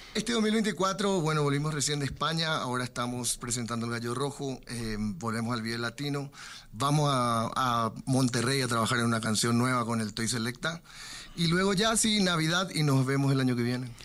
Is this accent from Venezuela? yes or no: no; Paraguay; somos los cachiporros de Paraguay